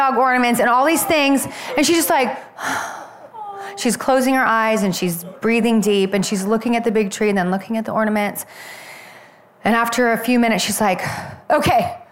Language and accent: English; Oregon, United States; moved away; I'm originally from Oregon